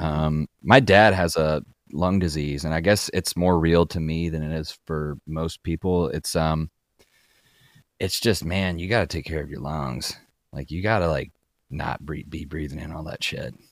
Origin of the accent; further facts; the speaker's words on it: Kentucky, United States; I grew up in Kentucky, like, very rural backwoods Kentucky